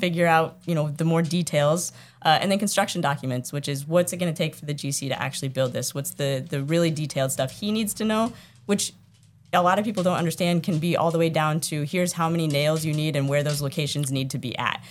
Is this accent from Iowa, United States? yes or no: yes; Iowa, United States; now in Massachusetts, United States; I'm from Iowa.